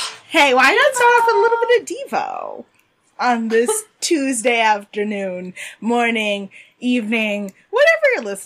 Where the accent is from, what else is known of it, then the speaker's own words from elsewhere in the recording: Jamaica; I'm a Jamaican woman